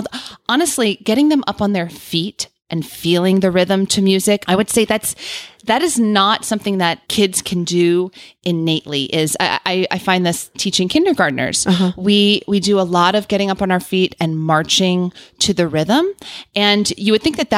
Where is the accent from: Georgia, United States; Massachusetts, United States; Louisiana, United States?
Louisiana, United States; New Orleans; I grew up in New Orleans